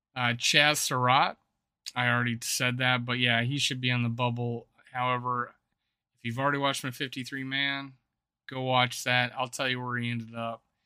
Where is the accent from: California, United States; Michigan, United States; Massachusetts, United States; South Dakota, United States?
South Dakota, United States; my home state of South Dakota